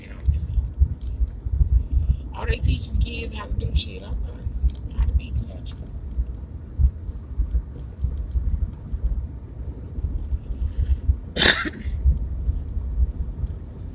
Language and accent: English; the South, United States; I'm from the South